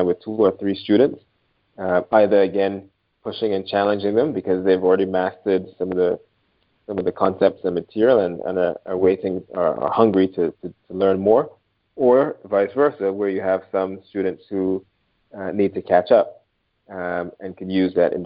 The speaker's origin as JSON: {"language": "English", "country": "Barbados", "tie": "born or raised there", "moved": "yes", "said": "I'm originally from Barbados. When I grew up in Barbados, we were streamed quite early on"}